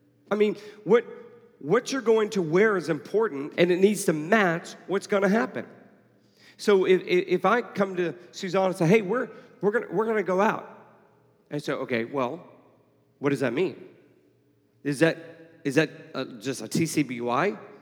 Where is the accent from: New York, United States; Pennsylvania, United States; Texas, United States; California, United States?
Texas, United States; Houston; now in Atlanta, United States; I grew up in Houston